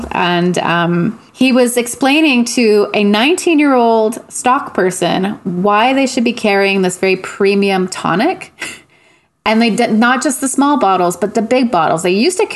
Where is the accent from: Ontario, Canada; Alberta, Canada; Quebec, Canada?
Quebec, Canada; Montreal; moved away as an adult; now in Vancouver, Canada; I'm from Montreal and the surrounding area. But I've been out here for like 20 years.